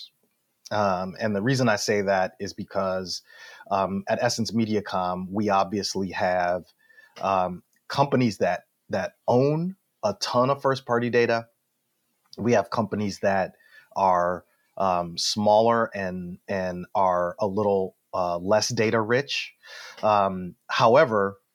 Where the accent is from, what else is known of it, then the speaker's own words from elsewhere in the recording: Detroit, Michigan, United States; I'm from Detroit